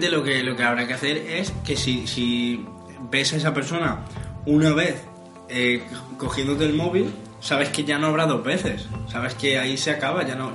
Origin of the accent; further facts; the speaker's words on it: Villena, Valencian Community, Spain; sabéis que … de Villena